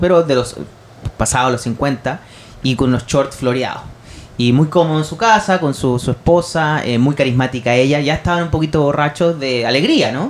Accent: Chile; no soy tampoco de Bangladesh, soy de Chile

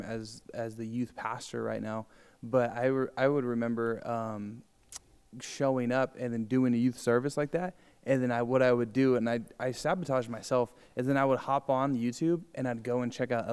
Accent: Riverside, California, United States; I grew up in Riverside, which is like 90% Hispanic

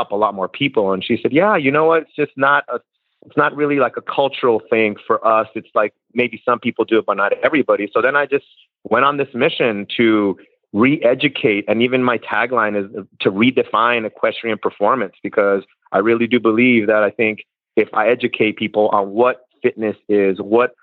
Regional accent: California, United States; moved away as an adult; now in Kentucky, United States; I'm originally from California

